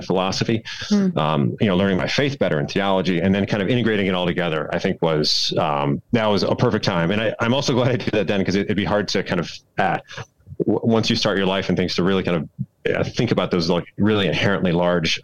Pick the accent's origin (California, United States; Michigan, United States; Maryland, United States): Michigan, United States; Kalamazoo; I grew up in Southwest Michigan, a little town called Kalamazoo